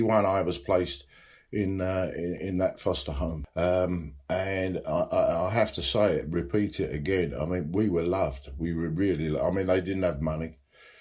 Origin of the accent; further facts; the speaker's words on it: Dagenham, London, United Kingdom; also born or lived in Paddington, London; I was born in this country, but I was raised by good old-fashioned English Cockney people, white people in Dagenham.